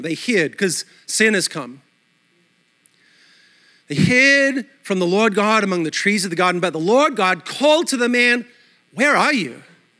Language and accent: English; Australia; accent: mixed Australian/American; moved away as an adult; also born or lived in New York City; now in United States; My accent is a mutt. Australia all my life, then New York City for 12 years. Now I'm in the South and my kids are texting me y'all in their text.